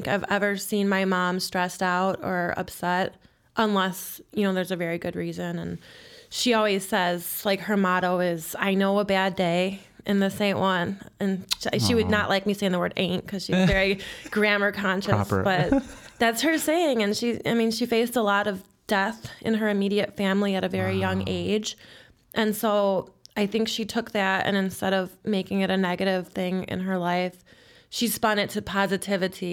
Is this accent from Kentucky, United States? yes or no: no; Chicago, Illinois, United States; born and raised in Jefferson Park. That's on the northwest side of the city